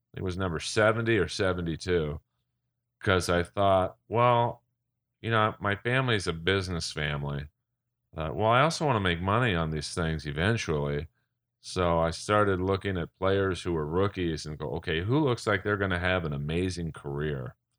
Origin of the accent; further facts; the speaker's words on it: Los Angeles, California, United States; I'm actually born and raised in Los Angeles